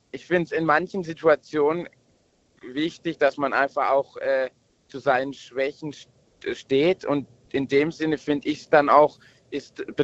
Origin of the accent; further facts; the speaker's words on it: Baden-Württemberg, Germany; Äh, ich komme aus Baden-Württemberg.